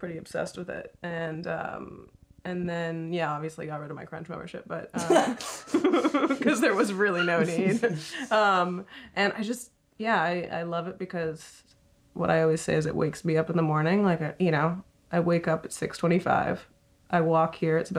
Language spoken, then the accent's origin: English; Montreal, Quebec, Canada; moved away; I'm from Montreal